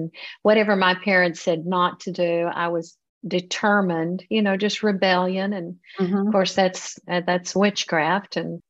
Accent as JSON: {"language": "English", "region": "Texas", "country": "United States", "tie": "born or raised there", "also_born_or_lived": "California", "moved": "as an adult", "lives_now": "Italy", "said": "So I was born in California, but 3 days later, I was taken to Texas because I was adopted. So I was raised in a Christian home"}